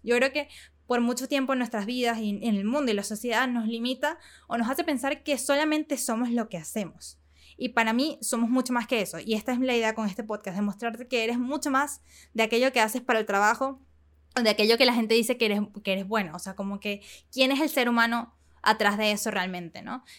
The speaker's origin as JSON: {"language": "Spanish", "country": "Venezuela", "tie": "born or raised there", "moved": "as an adult", "lives_now": "Panama", "said": "crecí en Venezuela hasta que cumplí 17 y me mudé a Panamá"}